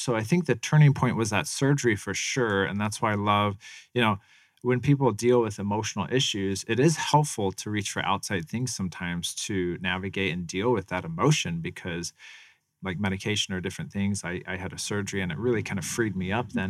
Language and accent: English; Tempe, Arizona, United States; also born or lived in Phoenix, Arizona; I lived kind of in South Phoenix for a little bit, and then I moved over here, um, about a mile from Mac Six